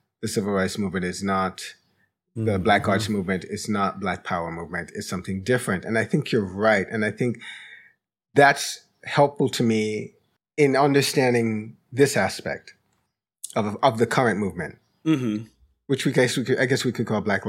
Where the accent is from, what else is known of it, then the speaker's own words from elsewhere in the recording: Jamaica; also born or lived in London; now in United States; haven't seen in my lifetime in the United States, and I haven't spent my whole life here. You know, I immigrated from Jamaica. Mm. I lived some time in London, but in my time in the United States